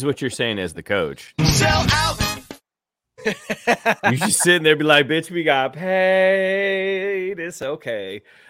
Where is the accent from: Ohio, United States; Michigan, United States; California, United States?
Michigan, United States; Ann Arbor; So I grew up in Ann Arbor, again, pretty close to the border with Canada, Michigan.